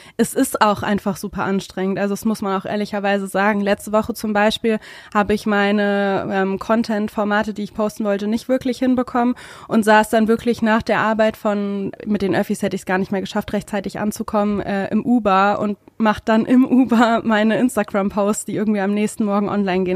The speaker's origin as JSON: {"language": "German", "region": "Hesse", "country": "Germany", "moved": "as an adult", "lives_now": "Berlin, Germany", "said": "Ich bin keine echte Berlinerin leider, sondern aus Hessen und bin vor vier Jahren jetzt genau nach Berlin gekommen"}